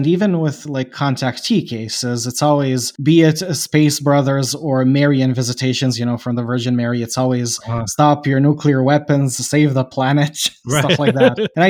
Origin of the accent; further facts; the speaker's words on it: Bosnia & Herzegovina; I don't know if I told you, I'm from Bosnia.